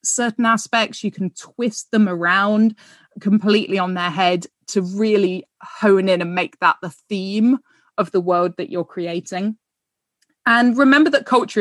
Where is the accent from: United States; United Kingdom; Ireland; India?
United Kingdom; as British people